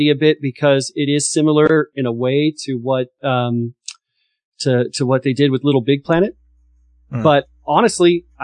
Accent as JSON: {"language": "English", "region": "Texas", "country": "United States", "said": "I'm from Texas"}